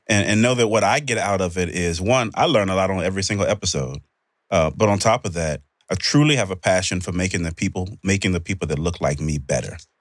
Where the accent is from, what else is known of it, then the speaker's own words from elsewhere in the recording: United States; this is where I was born. This is my country.